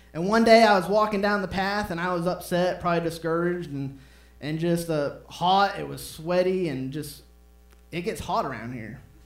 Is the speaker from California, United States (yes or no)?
no; Maine, United States; moved away; I'm from Maine